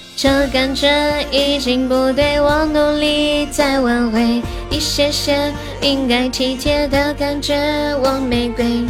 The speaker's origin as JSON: {"language": "Chinese", "region": "Sichuan", "country": "China", "said": "我是四川的"}